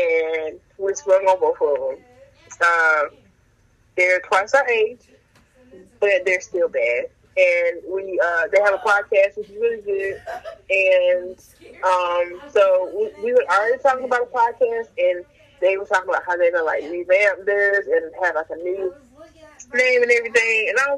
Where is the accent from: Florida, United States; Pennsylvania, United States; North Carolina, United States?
North Carolina, United States; we're from North Carolina